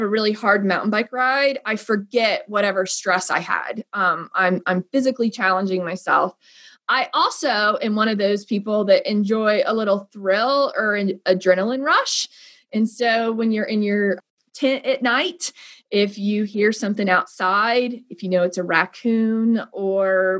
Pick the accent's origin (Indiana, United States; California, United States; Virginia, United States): Indiana, United States; Northern; moved away; I'm originally from Northern Indiana. I grew up on a large farm.